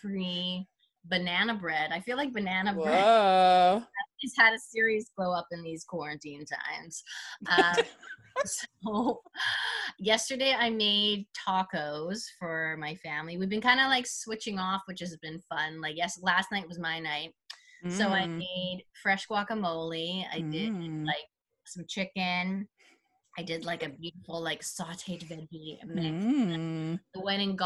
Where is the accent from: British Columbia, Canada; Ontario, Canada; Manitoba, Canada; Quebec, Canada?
British Columbia, Canada; Vancouver; now in Toronto, Canada; I'm from Vancouver originally